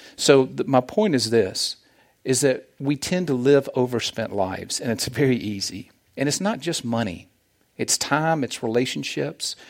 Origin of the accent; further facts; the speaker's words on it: the South, United States; accent: Southern; moved away as an adult; now in Olathe, United States; As you can tell from my accent, I am from the South.